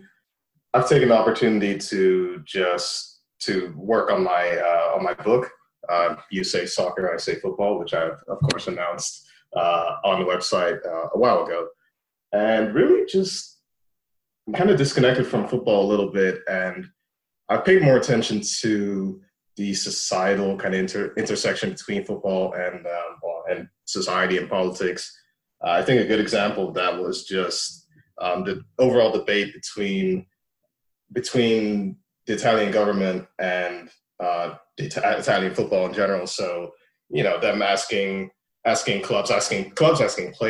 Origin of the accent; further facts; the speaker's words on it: Leiderdorp, South Holland, Netherlands; also born or lived in Nigeria (ancestry); I'm originally Nigerian. My family, they just were born and raised in Nigeria. They moved to the Netherlands in the early 90s, and well, then I was born. So I grew up in the Netherlands.